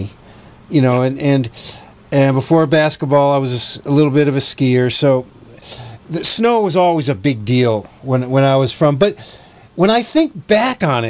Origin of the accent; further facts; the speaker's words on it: Jamestown, New York, United States; moved away; also born or lived in Buffalo; It's only an hour drive from Buffalo to my hometown of Jamestown